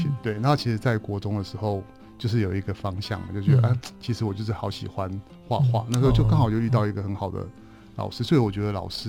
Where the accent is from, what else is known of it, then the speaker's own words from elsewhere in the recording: Taipei, Taiwan; 我在台北，